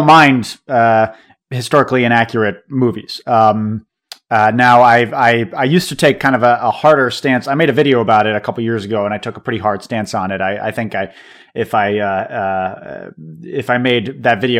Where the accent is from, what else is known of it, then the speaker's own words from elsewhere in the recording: New England, United States; now in Deep South, United States; I'm from New England originally, and now I live in the Deep South.